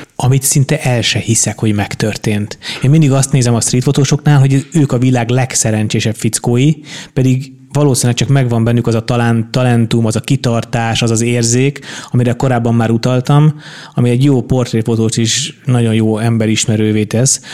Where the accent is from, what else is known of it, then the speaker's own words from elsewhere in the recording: Budapest, Hungary; én Óbudán nőttem föl